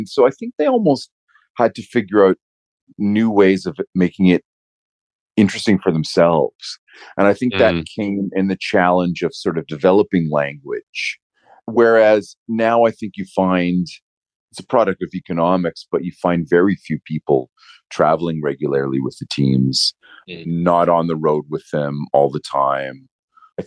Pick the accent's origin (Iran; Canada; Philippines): Canada; as a Canadian